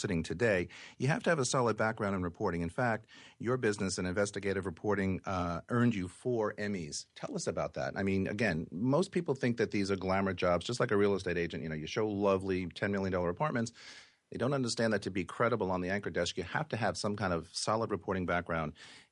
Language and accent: English; New York, United States; growing up in New York